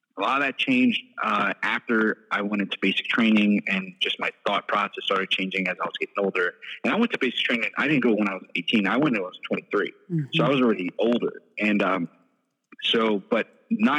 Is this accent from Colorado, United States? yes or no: no; New York City, New York, United States; I was born and raised in New York City